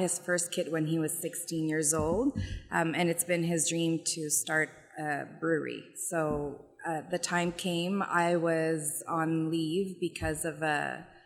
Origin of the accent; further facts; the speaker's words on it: Ottawa, Ontario, Canada; I'm originally from Orleans